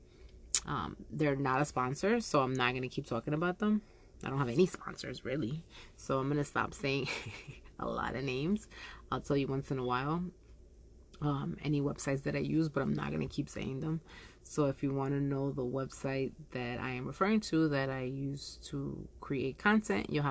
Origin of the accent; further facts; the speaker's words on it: Yonkers, New York, United States; Yonkers is my hometown